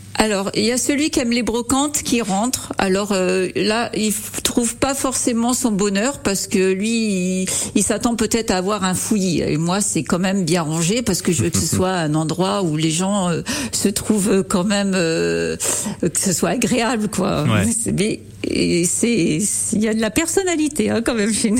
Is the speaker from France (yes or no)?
yes; Fléré-la-Rivière, Centre-Val de Loire, France; also born or lived in United States; je suis euh, à, Flairer, à, la rivière depuis que je suis née. Hein. Ma grand-mère était euh, d'ici